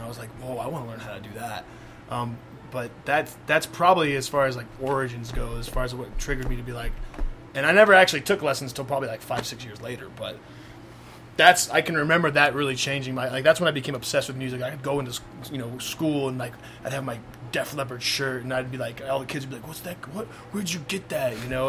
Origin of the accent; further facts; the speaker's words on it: Denver, Colorado, United States; here in Denver. And I was like, wait, this band played here in my hometown? No way! You know, I'm 8 years old